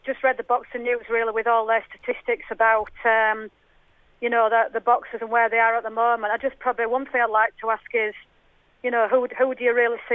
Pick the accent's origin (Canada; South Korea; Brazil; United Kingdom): United Kingdom; Yorkshire and the Humber; as you can tell I'm from Yorkshire